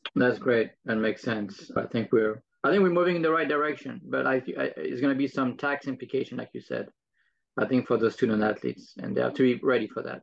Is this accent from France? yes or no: yes; France; moved away; I'm from France